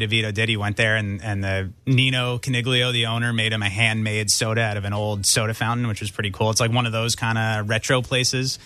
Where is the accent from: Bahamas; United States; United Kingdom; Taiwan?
United States; Morris County, New Jersey; I grew up in Morris County.